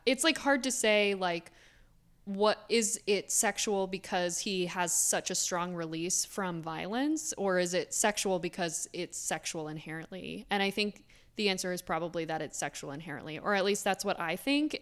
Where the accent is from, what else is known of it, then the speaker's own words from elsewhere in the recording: Florida, United States; now in Philadelphia, United States; I grew up in Florida, so I have a lot of Florida stories